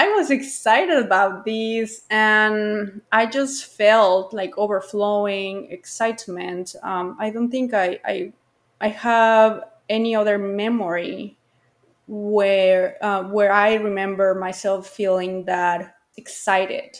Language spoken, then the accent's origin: English; Guadalajara, Jalisco, Mexico; I grew up near the International Airport of Guadalajara